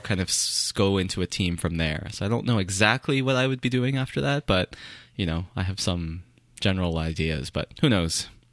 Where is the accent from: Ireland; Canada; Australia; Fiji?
Canada; I am Canadian